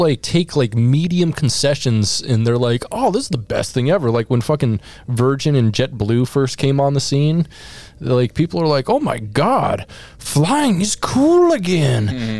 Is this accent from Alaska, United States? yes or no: yes; Alaska, United States; I was raised in Alaska, and, needing to have a car at 16 years old